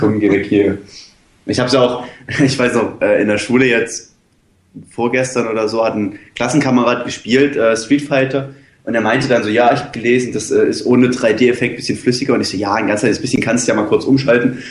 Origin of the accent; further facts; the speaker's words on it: Dresden, Saxony, Germany; Bei uns in Dresden